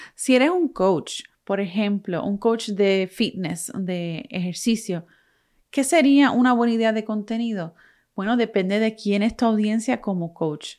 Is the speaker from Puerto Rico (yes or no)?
yes; Puerto Rico; moved away as an adult; now in United States; yo soy de Puerto Rico, pero vivo en Estados Unidos, dejé Puerto Rico hace más de 11 años